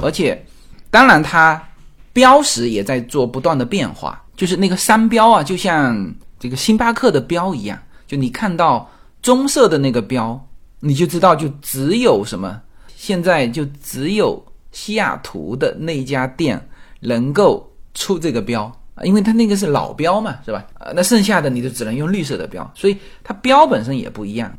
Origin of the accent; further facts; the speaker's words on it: Fujian, China; moved away; 我们福建的那个建盏